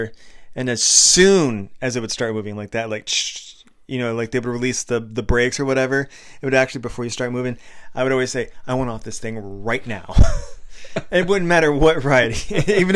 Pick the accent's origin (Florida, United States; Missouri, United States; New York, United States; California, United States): Florida, United States; near Busch Gardens; I grew up near Busch Gardens, Florida